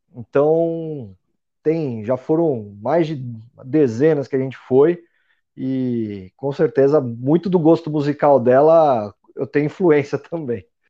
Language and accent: Portuguese; São Paulo, Brazil; Eu sou de São Paulo, nasci em São Paulo